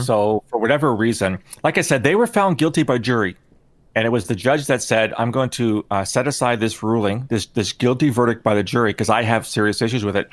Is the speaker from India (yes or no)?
no; Canada; I'm Canadian